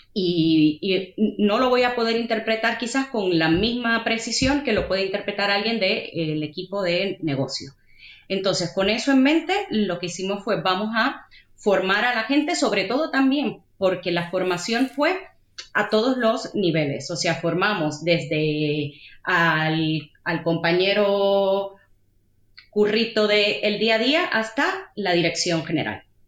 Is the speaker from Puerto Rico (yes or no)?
yes; Puerto Rico; moved away as an adult; now in Madrid, Spain; yo soy de Puerto Rico. Y llegué a Madrid en el año 2007 a hacer un máster.